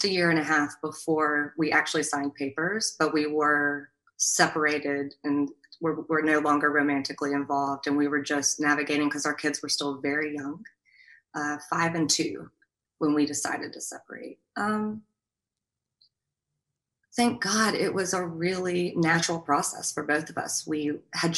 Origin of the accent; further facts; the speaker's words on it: Alabama, United States; We also had, you know, the Southern culture. We're from Alabama